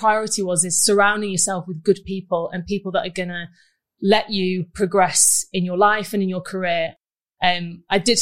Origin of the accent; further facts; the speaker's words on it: Manchester, North West England, United Kingdom; Manchester is just my home